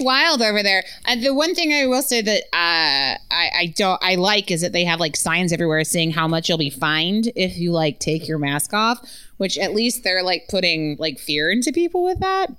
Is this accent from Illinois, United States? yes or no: no; Utah, United States; I was born in Utah